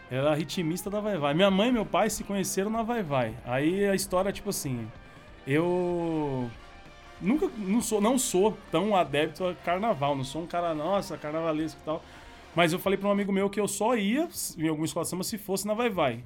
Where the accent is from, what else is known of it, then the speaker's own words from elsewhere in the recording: São Paulo, Brazil; eu sou do, da Zona Leste de São Paulo, cidade Tiradentes